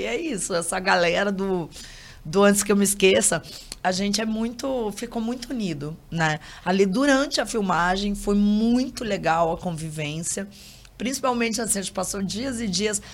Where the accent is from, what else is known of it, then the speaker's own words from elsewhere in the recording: Curitiba, Paraná, Brazil; moved away as an adult; now in Rio de Janeiro, Brazil; Eu sou daqui, né? Moro há muitos anos no Rio